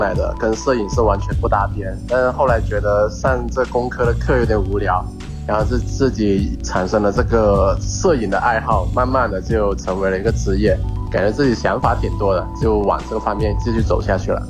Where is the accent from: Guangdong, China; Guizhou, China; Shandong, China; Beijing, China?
Guangdong, China; Foshan; now in Guangzhou, China; 我是来自佛山的，现在居住在广州，在这边居住和生活